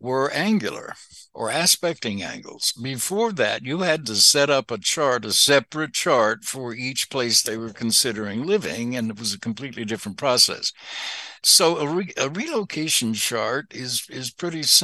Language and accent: English; Arkansas, United States; also born or lived in Shreveport, Louisiana; now in Los Angeles, United States; I'm from Arkansas